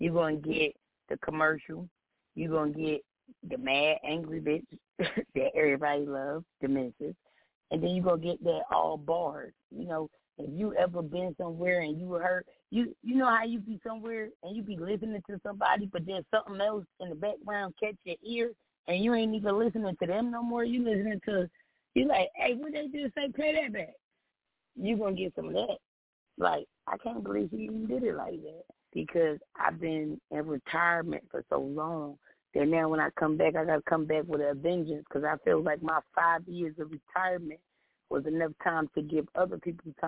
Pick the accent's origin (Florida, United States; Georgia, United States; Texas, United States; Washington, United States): Florida, United States; Miami; moved away; also born or lived in New Jersey / North Carolina (910); I was raised in Dade County. I was born in New Jersey. I was raised in Dade. And then I hit the 910